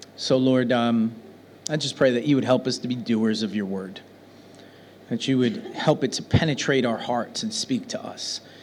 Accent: New York City, New York, United States; now in Birmingham; I come from New York City. Now I live in Birmingham

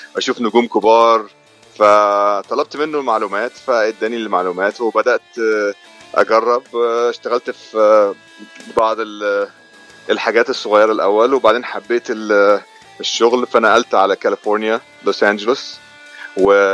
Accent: Agouza, Giza Governorate, Egypt; moved away as an adult; also born or lived in Saudi Arabia; now in United States; انا اتربيت آه، في مدينه اسمها العجوزه في محافظه الجيزه

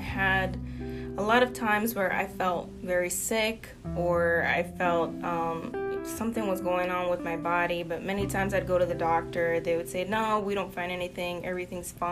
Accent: Fairfax County, Virginia, United States; also born or lived in Spotsylvania, Virginia / Fredericksburg, Virginia; I was born in Fairfax County, and growing up, being near D.C. was a lot for us to, you know, not have to worry about a car. But as I came into my teenage years, we came down to the area of Spotsylvania and Fredericksburg

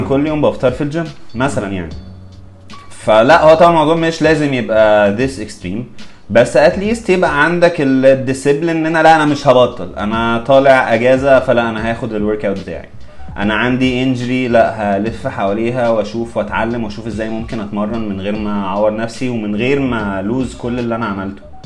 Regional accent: Egypt

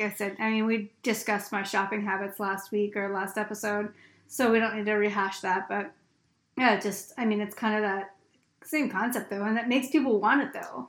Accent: Pennsylvania, United States; I'm from Pennsylvania

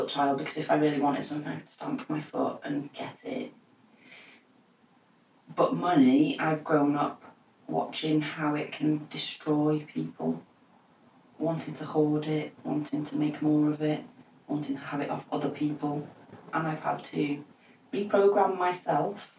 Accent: Wales, United Kingdom; also born or lived in Manchester; I moved to Wales from Manchester, and I don't know why, because I was just a tiny little child

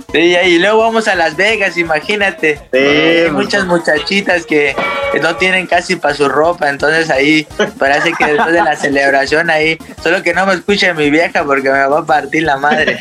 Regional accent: Mexico; somos más mexicanos que el nopal

